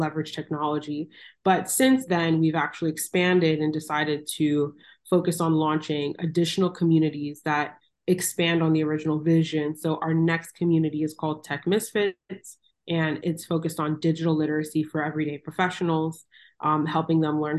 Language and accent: English; Miami, Florida, United States; moved away as an adult; also born or lived in Los Angeles, California; So I am originally from Miami, Florida, born and raised. My parents are Jamaican